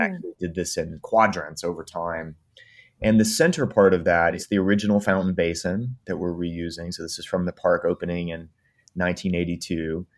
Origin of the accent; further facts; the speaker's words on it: East Coast, United States; Well, I grew up on the East Coast